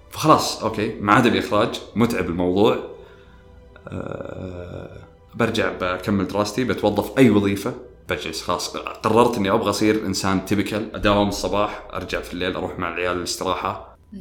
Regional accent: Riyadh, Riyadh Province, Saudi Arabia; also born or lived in Qassim; فطلعت من الرياض

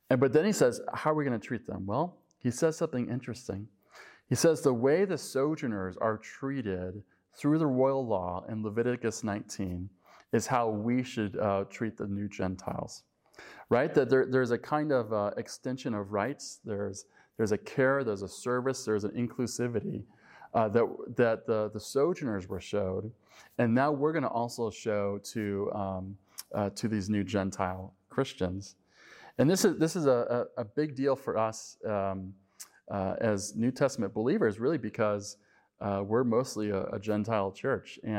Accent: Colorado, United States; moved away as an adult; also born or lived in St. Louis; when I was uh, in my late 20s, I moved from Colorado to St. Louis. And when I went to St. Louis, I was uh, sort of a uh, Colorado mountain guy, I guess you could say.

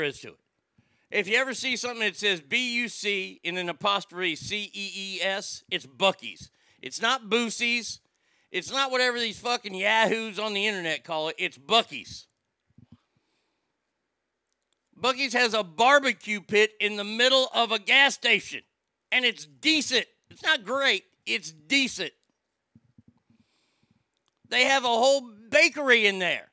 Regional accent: Garland, Texas, United States; also born or lived in Rockwall, Texas; I grew up in Garland.

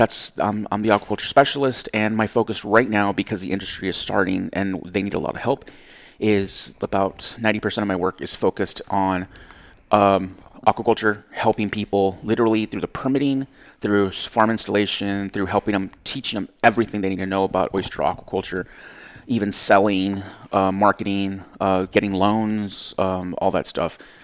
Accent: Rio Grande Valley, South Texas, United States; moved away as an adult; also born or lived in Florida; I am originally from South Texas, from the 956, the Valley

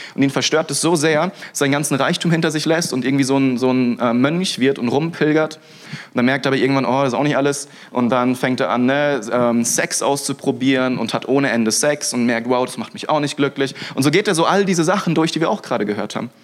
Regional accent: Freiburg, Baden-Württemberg, Germany; Freiburg, ja, wo ich herkomme

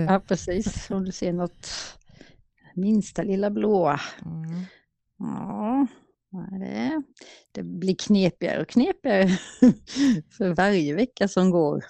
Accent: Småland, Sweden; moved away

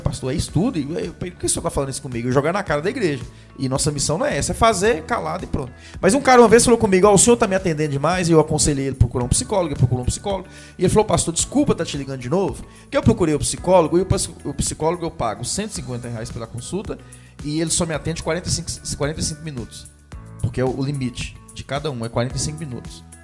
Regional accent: Jequitinhonha Valley, Minas Gerais, Brazil; Eu sou do Vale do Quitionha

